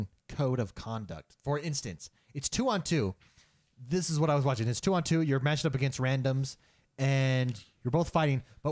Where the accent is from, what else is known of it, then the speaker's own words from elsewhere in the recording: California, United States; moved away; I grew up in California